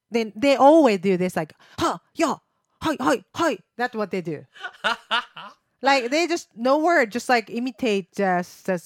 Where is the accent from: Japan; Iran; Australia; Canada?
Japan; English is a second language; moved away